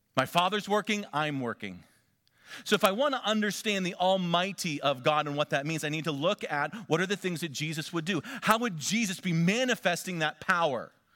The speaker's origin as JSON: {"language": "English", "region": "Northwestern Pennsylvania", "country": "United States", "tie": "born or raised there", "moved": "yes", "said": "Elise and I grew up back in Northwestern Pennsylvania"}